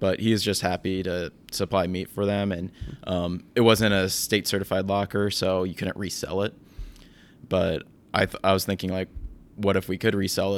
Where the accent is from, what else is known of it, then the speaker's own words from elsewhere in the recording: Williamsburg, Iowa, United States; My family farm is east of Williamsburg, Iowa.